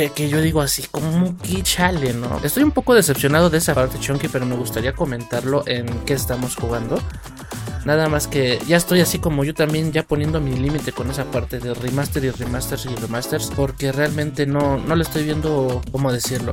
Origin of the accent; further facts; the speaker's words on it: Mexico; uno como mexicano